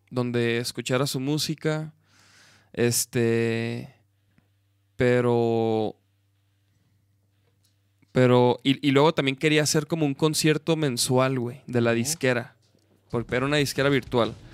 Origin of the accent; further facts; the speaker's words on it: Chihuahua, Mexico; moved away; cuando yo me vine de Chihuahua para acá, me, me vine manejando, güey.